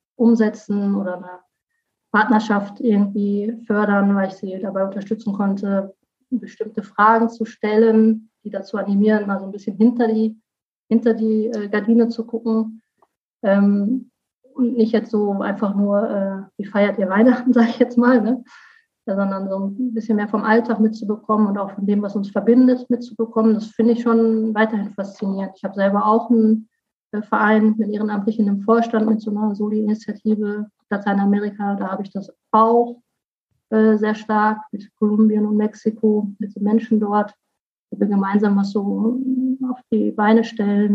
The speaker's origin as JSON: {"language": "German", "region": "North Rhine-Westphalia", "country": "Germany", "also_born_or_lived": "Cologne", "moved": "yes", "lives_now": "Rhineland-Palatinate, Germany", "said": "Ich komme aus NRW"}